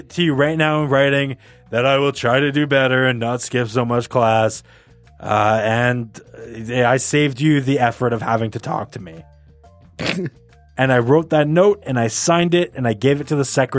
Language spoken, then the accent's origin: English; Canada; we're Canadian